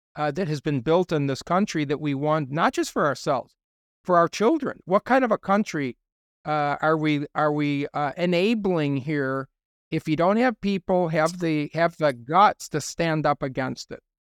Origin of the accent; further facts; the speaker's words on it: United States; I'm just speaking as an American